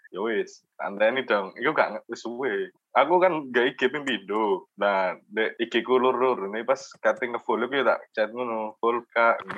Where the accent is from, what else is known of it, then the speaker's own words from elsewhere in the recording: Jombang, East Java, Indonesia; iya aku anak Jombang kan dia balesnya gitu